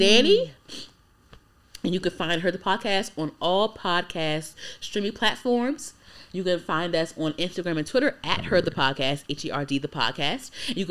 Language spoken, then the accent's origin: English; United States; I'm American, but like I have Trinidadian roots